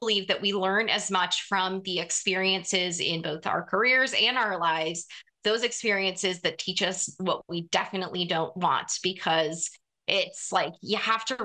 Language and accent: English; Wyoming, United States; moved away; Senator Mike Enzi of Wyoming, so my home state senator